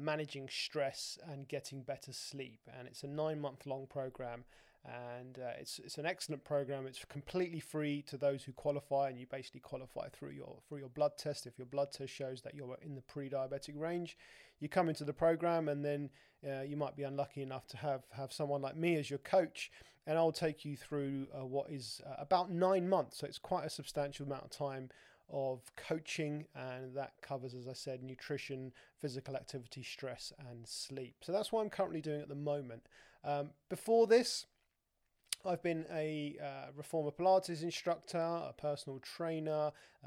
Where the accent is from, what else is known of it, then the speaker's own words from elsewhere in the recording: London, United Kingdom; moved away as an adult; also born or lived in Dubai; I'd born and bred in London